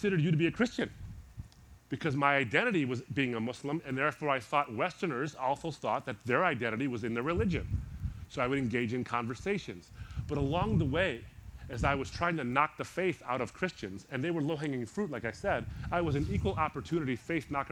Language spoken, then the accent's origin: English; Detroit, Michigan, United States; born or raised there